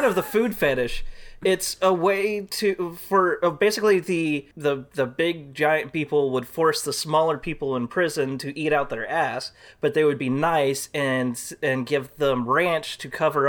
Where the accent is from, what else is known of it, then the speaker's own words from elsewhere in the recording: Texas, United States; I'm from Texas.